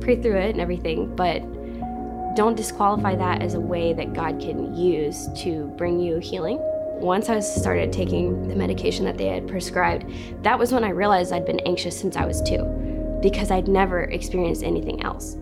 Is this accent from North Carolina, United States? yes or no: yes; Western North Carolina, United States; I'm from Western North Carolina, little tiny town, middle of nowhere. Grew up in a really big family